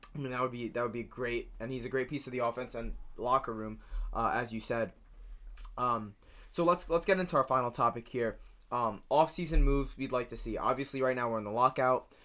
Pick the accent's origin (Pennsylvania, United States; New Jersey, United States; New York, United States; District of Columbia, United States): New Jersey, United States; I'm from New Jersey